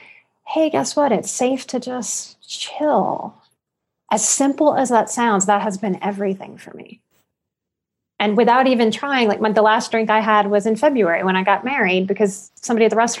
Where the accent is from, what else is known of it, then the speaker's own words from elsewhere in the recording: New Orleans, Louisiana, United States; the abuse of my childhood and growing up in New Orleans